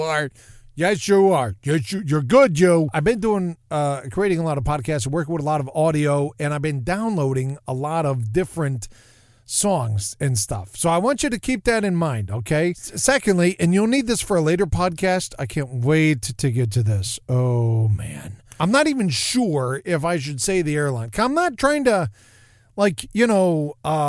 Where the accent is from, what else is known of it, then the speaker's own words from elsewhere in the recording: Detroit, Michigan, United States; I'm from Detroit